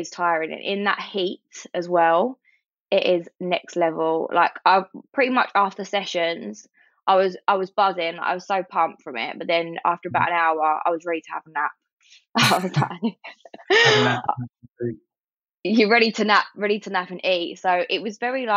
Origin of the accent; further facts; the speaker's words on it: London, United Kingdom; also born or lived in Sydney; I think I'm such a Londoner. I didn't realise how much of a Londoner I was.